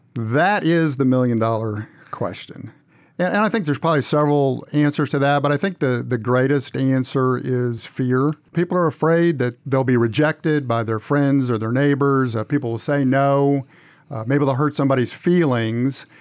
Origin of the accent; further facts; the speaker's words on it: Missouri, United States; moved away as an adult; also born or lived in Upper Michigan / Fort Smith, Arkansas; now in Cordova, United States; I grew up in Missouri